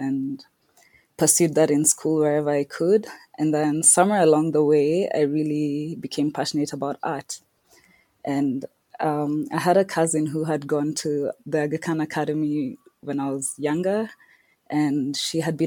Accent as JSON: {"language": "English", "region": "Nairobi", "country": "Kenya", "tie": "born or raised there", "also_born_or_lived": "Scotland", "said": "I was born and raised in Nairobi, Kenya"}